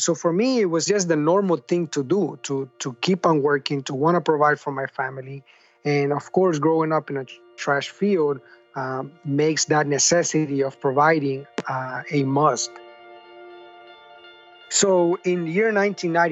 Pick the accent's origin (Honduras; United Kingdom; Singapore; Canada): Honduras; San Pedro Sula, Cortés; now in United States; I grew up in a trash field in Honduras